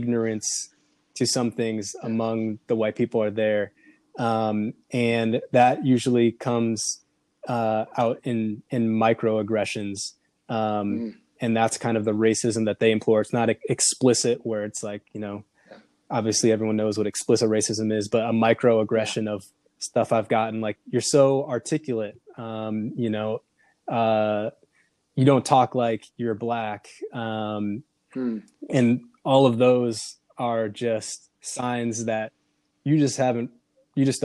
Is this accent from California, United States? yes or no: no; Minneapolis, Minnesota, United States; moved away as an adult; now in Portland, United States; I came from Minneapolis, Minnesota. Minneapolis is very diverse. Where I grew up and sort of where I went to high school was not extremely diverse.